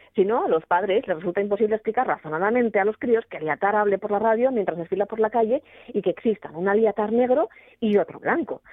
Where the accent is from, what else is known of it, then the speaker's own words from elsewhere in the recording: Gijón, Asturias, Spain; los gijoneses